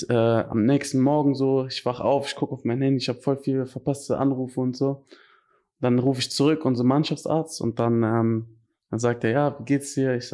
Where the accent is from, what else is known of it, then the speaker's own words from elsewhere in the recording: Erftstadt, North Rhine-Westphalia, Germany; also born or lived in Cologne, Germany; Ja, ich, also ich, ich bin ja in Köln geboren. Ja. Ich, dann meine Eltern haben sich relativ früh getrennt.